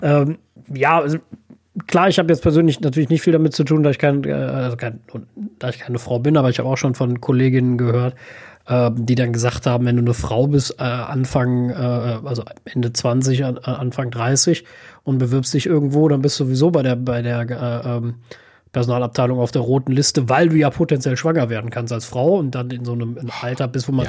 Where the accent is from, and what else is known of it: Germany